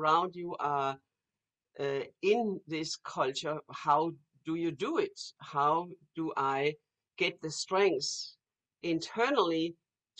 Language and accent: English; Denmark; moved away; when I grew up in Denmark